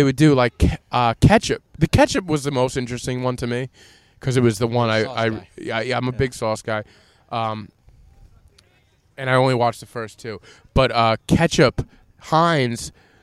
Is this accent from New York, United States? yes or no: yes; Long Island, New York, United States; we're from Long Island